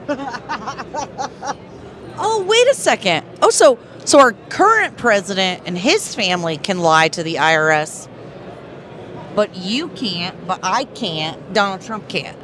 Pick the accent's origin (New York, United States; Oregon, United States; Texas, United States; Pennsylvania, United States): Texas, United States; we're from Texas